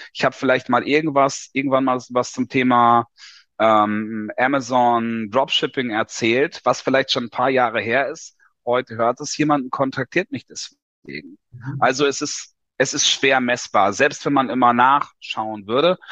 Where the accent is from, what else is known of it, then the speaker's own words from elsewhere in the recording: Lower Saxony, Germany; moved away as an adult; 1981 geboren in Niedersachsen in der Provinz, klassisch Schule gemacht